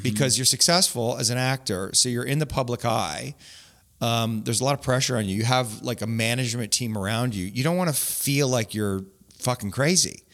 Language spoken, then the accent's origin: English; Grimsby, Ontario, Canada; also born or lived in St. Catharines; I grew up in Grimsby